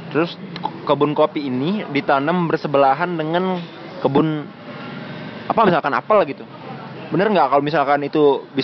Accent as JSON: {"language": "Indonesian", "town": "Palembang", "region": "South Sumatra", "country": "Indonesia", "tie": "born or raised there", "said": "saya tuh dari kecil kan di Palembang nih dari kecil di Palembang"}